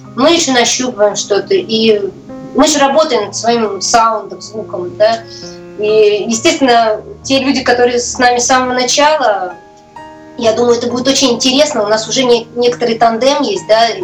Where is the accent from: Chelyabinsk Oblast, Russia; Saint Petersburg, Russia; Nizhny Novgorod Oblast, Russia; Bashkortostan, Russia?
Saint Petersburg, Russia; я вообще родилась в центре и достаточно даже известном доме, памятники